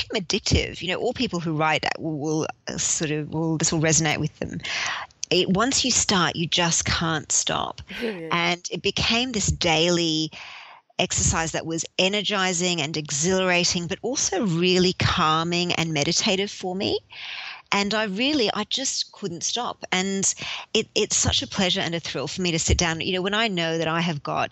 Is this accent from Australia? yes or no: yes; Sydney, New South Wales, Australia; moved away as an adult; also born or lived in London; When I moved back from London to Sydney